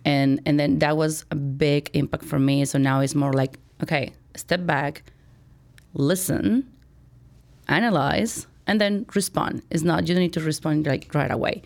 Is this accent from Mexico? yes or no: yes; Chihuahua, Mexico; moved away as an adult; now in Chicago, United States; I was born and raised in Mexico, went to college in Mexico